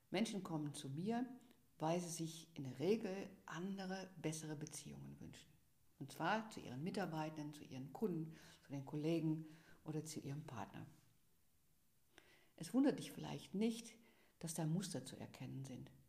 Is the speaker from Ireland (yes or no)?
no; Netherlands; born there; German is a second language; Ich bin, wie du sicherlich hörst, gebürtige Niederländerin